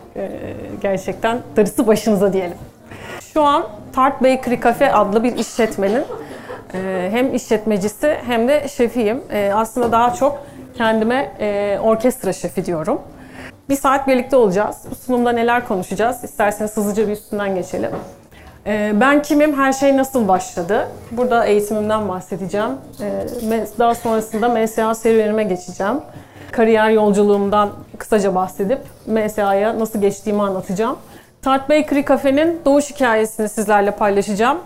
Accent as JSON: {"language": "Turkish", "region": "Istanbul", "country": "Turkey", "tie": "born or raised there", "said": "1982 İstanbul'da doğdum."}